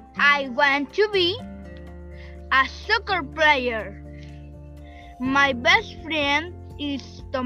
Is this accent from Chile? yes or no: yes; Chile; English is a second language; I am from Chile. I'm grade 5. I am 10 years old.